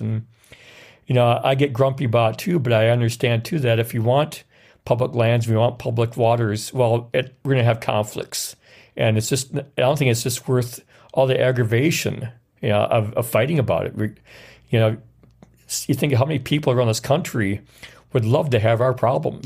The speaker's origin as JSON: {"language": "English", "region": "Wisconsin", "country": "United States", "tie": "born or raised there", "also_born_or_lived": "Norfolk, Virginia", "said": "I knew from experience from going up north and going around the Wisconsin River area"}